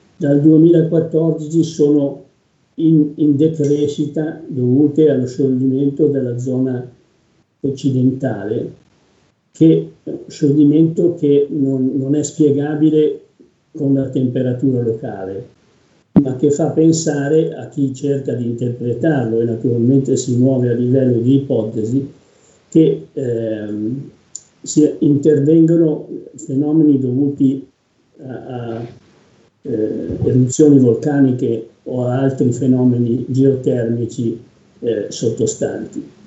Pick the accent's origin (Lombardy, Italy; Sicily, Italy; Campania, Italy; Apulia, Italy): Lombardy, Italy; Como; Io come comasco